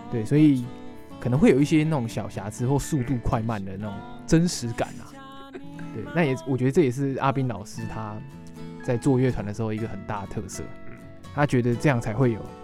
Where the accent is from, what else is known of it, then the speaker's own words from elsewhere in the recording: Hsinchu, Taiwan; moved away as an adult; also born or lived in Tainan; 我是新竹人